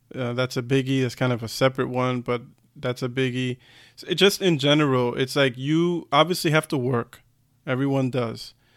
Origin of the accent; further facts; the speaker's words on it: United States; moved away as an adult; now in Germany; being an American